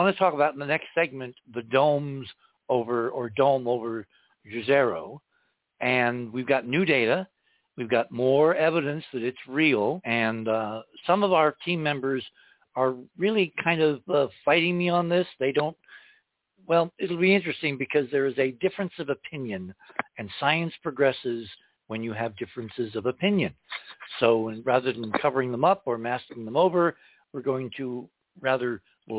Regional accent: Indiana, United States; when I was a kid growing up in Indiana

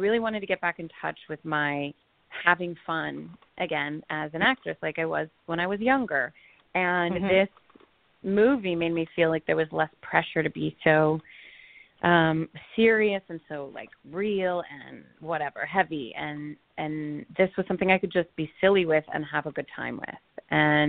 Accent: Los Angeles, California, United States; I grew up in Los Angeles

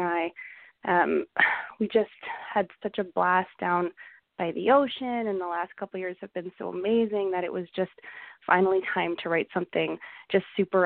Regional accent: Calgary, Alberta, Canada; growing up in Calgary, country music was a huge part of my life

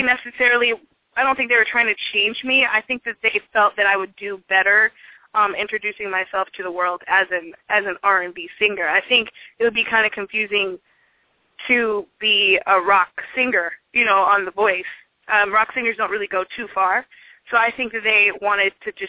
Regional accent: Seattle, Washington, United States; also born or lived in Tacoma; I'm from Seattle

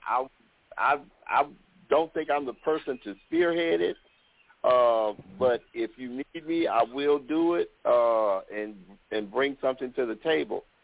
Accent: Mississippi, United States; I'm from Mississippi.

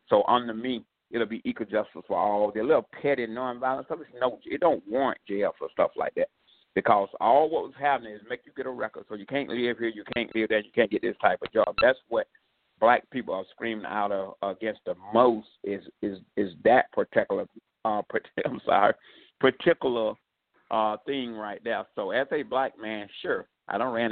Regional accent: the South, United States; now in New York, United States; I was raised in the South

